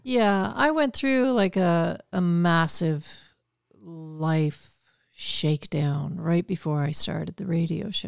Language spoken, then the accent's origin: English; Toronto, Ontario, Canada; growing up in Toronto